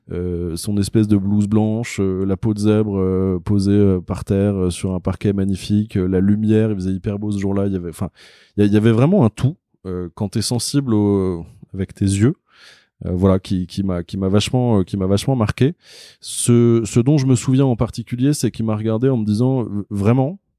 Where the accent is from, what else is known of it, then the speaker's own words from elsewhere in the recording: Paris, Île-de-France, France; born there; je suis un vrai faux parisien parce que je suis né à Paris, je vis à Paris, mais j'ai vraiment vécu très longtemps à l'étranger.